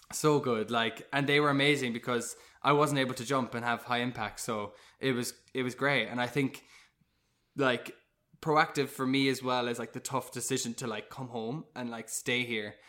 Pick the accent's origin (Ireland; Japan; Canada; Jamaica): Ireland; Cork, Munster; moved away as an adult; also born or lived in London; I grew up in Cork